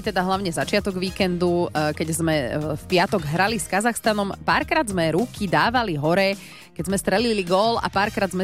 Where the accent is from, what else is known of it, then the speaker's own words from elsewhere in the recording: Kremnica, Banská Bystrica Region, Slovakia; Nie som síce domáci, ja som z Kremnice, ale asi sem budem chodiť častejšie.